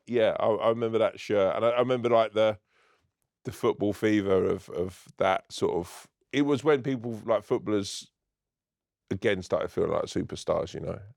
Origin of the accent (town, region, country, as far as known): London, United Kingdom; also born or lived in Ireland (family)